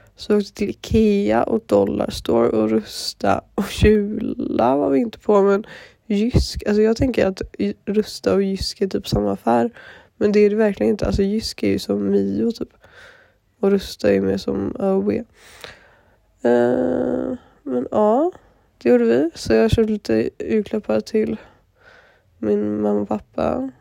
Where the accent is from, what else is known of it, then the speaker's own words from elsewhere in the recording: Gothenburg, Västra Götaland, Sweden; moved away; så är jag hemma i Göteborg med min moster och min mormor och min familj